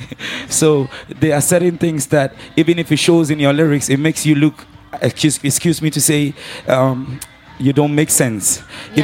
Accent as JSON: {"language": "English", "country": "Ghana", "said": "I'm um, from Ghana"}